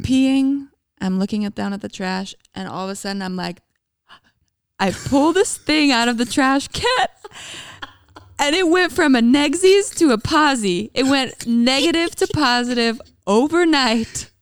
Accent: Calgary, Alberta, Canada; moved away as an adult; now in United States; I'm from Canada. I grew up in a city called Calgary, Alberta

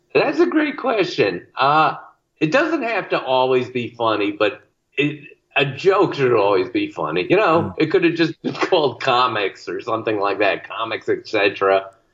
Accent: Bristol, Connecticut, United States; the same tiny town I grew up in in Bristol, Connecticut

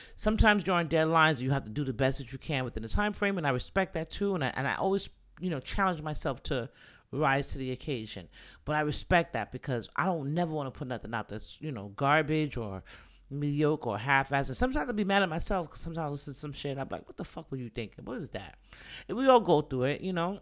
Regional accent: New York, United States; moved away; I was born and raised in the Bronx, Jacoby Hospital

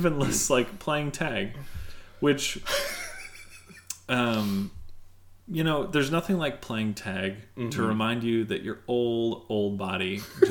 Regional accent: United States; because I'm American.

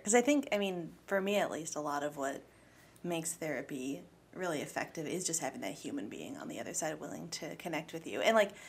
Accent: Midwest, United States; we're both very clearly products of growing up in the Midwest

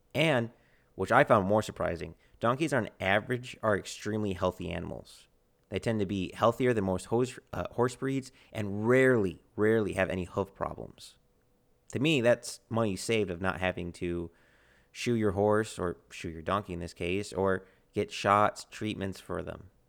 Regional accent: United States; my American countrymen

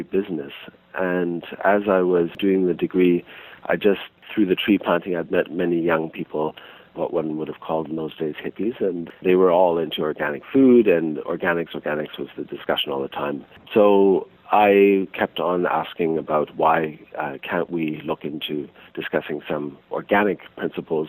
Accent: Toronto, Ontario, Canada; also born or lived in Switzerland / Montreal, Canada; now in Salt Spring Island, Canada; over time we ended up moving to Montreal and then to Toronto, and in Toronto we lived in a very urban area

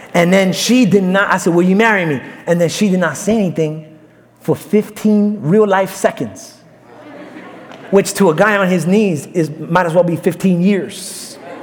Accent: New York City, New York, United States; moved away; Mine is Brooklyn

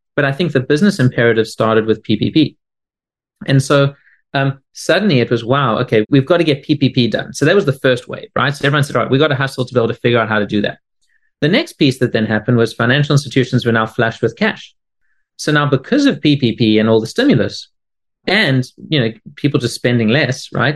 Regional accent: South Africa; now in Boston, United States; I'm originally from South Africa, although I now live in Boston

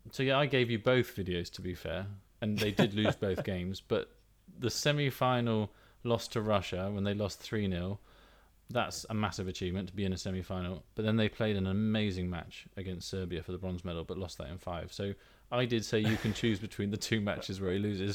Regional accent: England, United Kingdom; I'm from England

